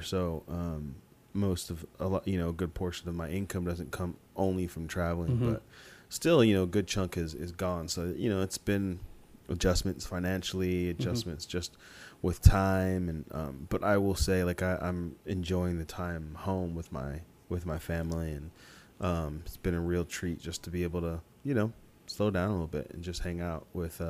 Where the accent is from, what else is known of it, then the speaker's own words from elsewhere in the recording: Columbia, Missouri, United States; Well, I'm originally from Columbia, Missouri, and my parents are from Nigeria, so. My mom was 8 months pregnant with me when she moved to Missouri from Nigeria.